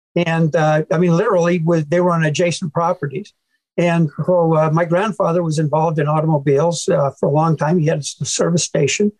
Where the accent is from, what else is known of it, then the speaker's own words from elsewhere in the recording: Manchester, Iowa, United States; I was born in Manchester, Iowa